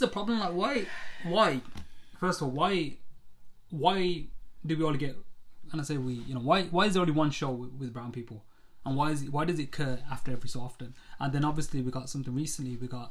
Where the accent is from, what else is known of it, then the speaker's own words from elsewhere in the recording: United Kingdom; people like us growing up as British Asians